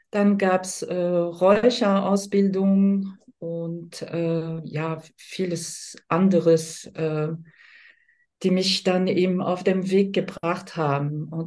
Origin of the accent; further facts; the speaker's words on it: France; now in Germany; ich bin gebürtig aus Frankreich, lebe aber ziemlich lange, seit 89, also 34 Jahre in Deutschland.